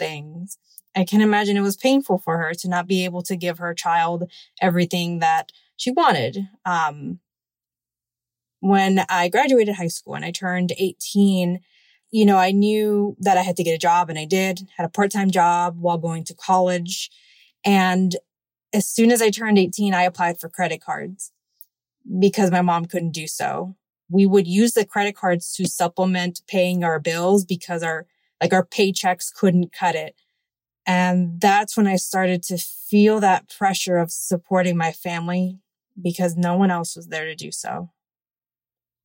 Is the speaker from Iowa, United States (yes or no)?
no; Miami, Florida, United States; also born or lived in Cuba; I was born in Cuba and immigrated at an early age to the United States, and I have lived in most of my life in Miami.